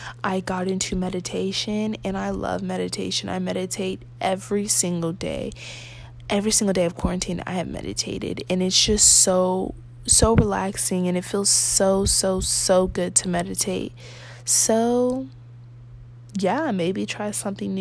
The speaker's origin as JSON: {"language": "English", "country": "United States", "said": "I'm American"}